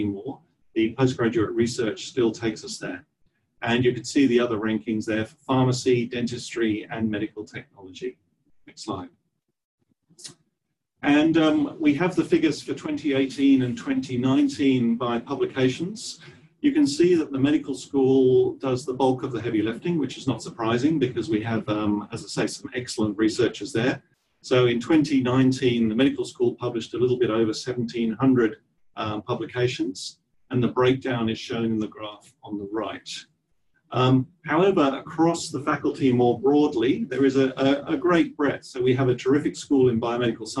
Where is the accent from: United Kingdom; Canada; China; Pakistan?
United Kingdom; Taunton, South West England; accent: English; moved away as an adult; also born or lived in Cambridge / Oxford / Newcastle; now in Australia; I was brought up in Taunton in Somerset.